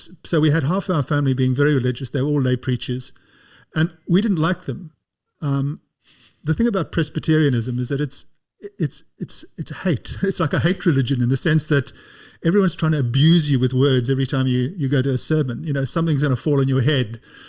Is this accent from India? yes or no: no; South Africa; I grew up in South Africa.